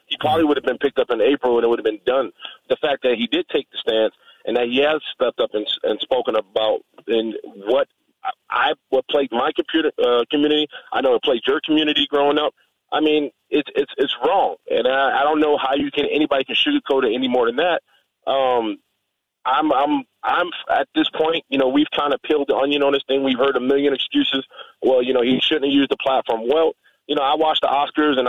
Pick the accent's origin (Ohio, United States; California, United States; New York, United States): New York, United States; New York City; Not everybody comes from the same community that I came from. I'm from the South Bronx, New York